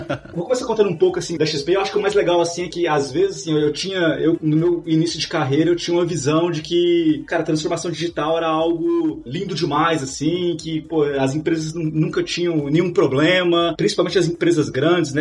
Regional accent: Minas Gerais, Brazil; moved away as an adult; now in São Paulo, Brazil; Eu sou de, eu sou de Minas

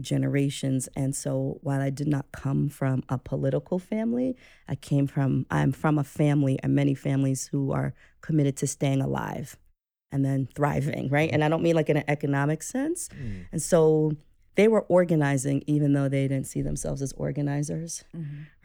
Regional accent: New York City, New York, United States; I'm a person who was born and raised in New York City

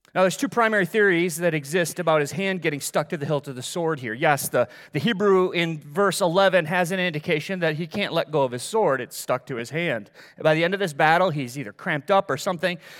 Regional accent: Middleville, Michigan, United States; moved away; I grew up in Middleville

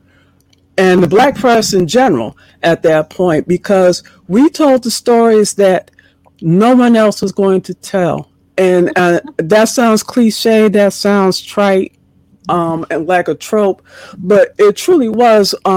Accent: Ypsilanti, Michigan, United States; also born or lived in Inkster, Michigan; I'm from Ypsilanti. I went to school in Ypsilanti

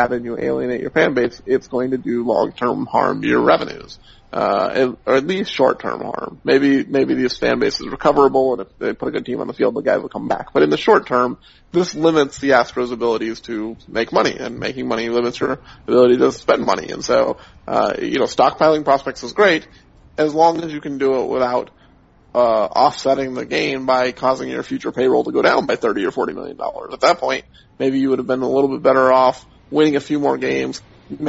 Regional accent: Seattle, Washington, United States; I grew up in Seattle

